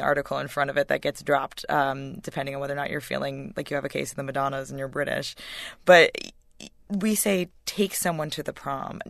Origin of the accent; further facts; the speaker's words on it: White Plains, New York, United States; I grew up in in White Plains, which is as Connecticut listeners will know, not far from New York